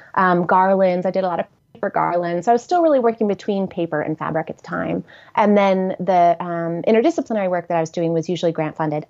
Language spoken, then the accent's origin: English; Horseheads, New York, United States; also born or lived in Ithaca, New York; I grew up in Horseheads, New York, which is a small